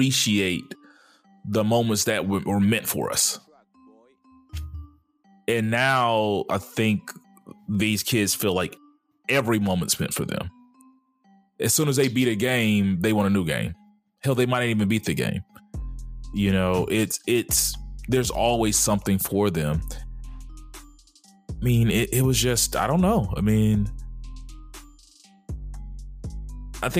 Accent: Dallas, Texas, United States; I grew up in Dallas

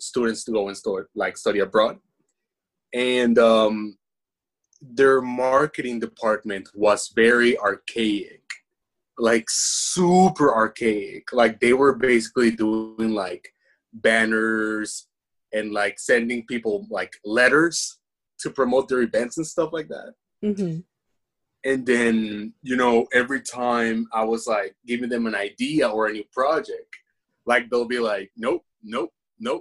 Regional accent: Venezuela; English is a second language; also born or lived in United States; now in Japan; I'm from Venezuela.

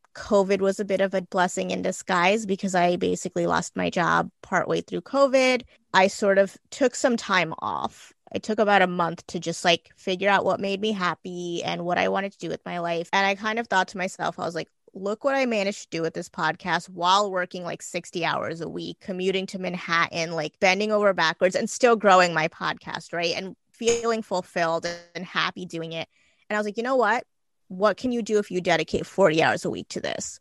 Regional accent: Gujarat, India; now in New Jersey, United States; I'm Indian. I was born in Gujarat, India, but I live in New Jersey.

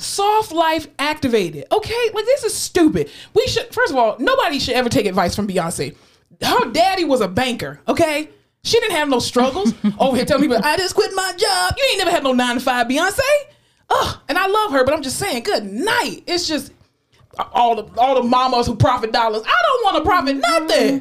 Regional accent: Florida, United States; I'm from Florida

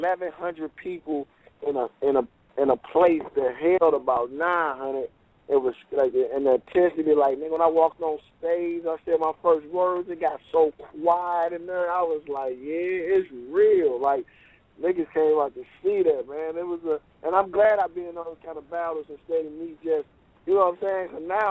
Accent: California, United States; So I'm used to Cali. I'm from Cali.

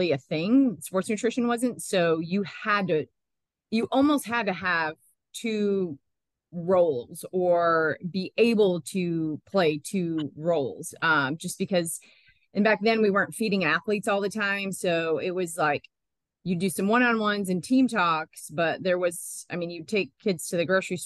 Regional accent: Michigan, United States; moved away as an adult; also born or lived in Illinois / Georgia / Boulder, Colorado; now in Knoxville, United States; originally I'm from Michigan

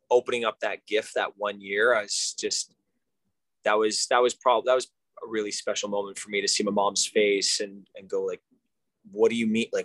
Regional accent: Montreal, Quebec, Canada; i grew up in Montreal, Canada.

